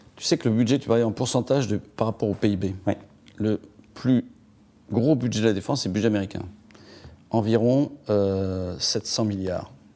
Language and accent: French; France; on est des Gaulois euh, râleurs